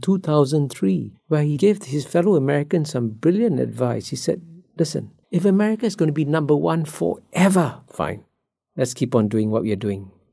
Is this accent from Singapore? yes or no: yes; Singapore; I grew up in Singapore as a child